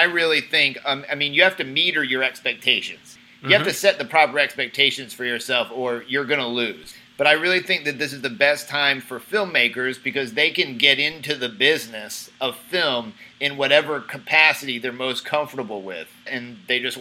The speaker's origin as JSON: {"language": "English", "town": "Jacksonville", "region": "Florida", "country": "United States", "said": "I'm from here. I'm from Jacksonville, Florida. But my family's here."}